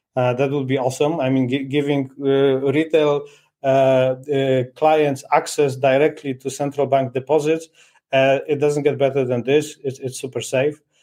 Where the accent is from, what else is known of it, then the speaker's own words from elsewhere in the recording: Poland; now in Portugal; I'm originally from from Poland. now I'm, I'm based in in Portugal